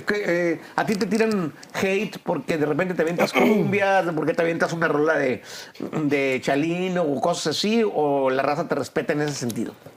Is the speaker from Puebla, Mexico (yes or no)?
no; Monterrey, Nuevo León, Mexico; yo vengo de Monterrey